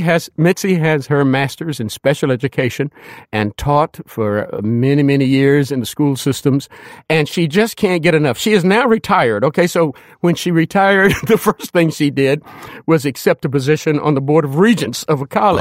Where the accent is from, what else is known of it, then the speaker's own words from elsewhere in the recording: Danville, Kentucky, United States; moved away as an adult; I'm from Danville, Kentucky.